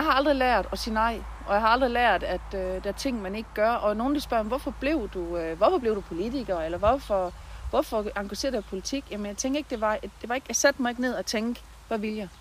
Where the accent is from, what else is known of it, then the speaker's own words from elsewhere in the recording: Bramdrup, Southern Denmark, Denmark; also born or lived in Christiansdal / Svendborg; now in Haderslev, Denmark; der har jeg haft min barndom og min ungdom